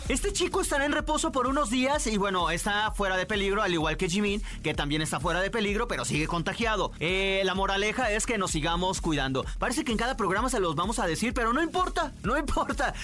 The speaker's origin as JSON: {"language": "Spanish", "town": "León", "region": "Guanajuato", "country": "Mexico", "said": "Yo sería de provincia porque soy de León"}